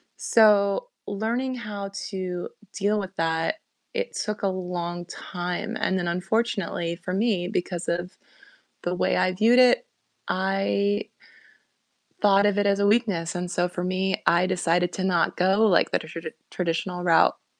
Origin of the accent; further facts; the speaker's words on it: Bush, Alaska, United States; growing up in Bush, Alaska